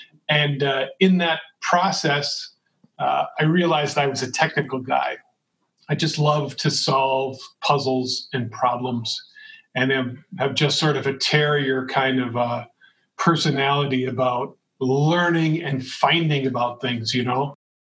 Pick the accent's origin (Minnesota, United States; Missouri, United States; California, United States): Minnesota, United States; Shakopee; relatives that are named Unz that are, you know, far back related to us in the same town that I grew up. I grew up in Shakopee.